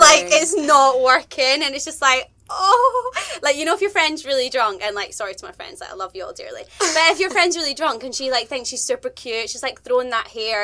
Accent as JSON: {"language": "English", "region": "Scotland", "country": "United Kingdom", "said": "I am a Scottish presenter"}